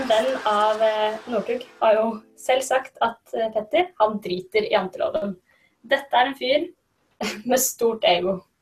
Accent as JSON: {"language": "Norwegian", "country": "Norway", "said": "Vi som nordmenn"}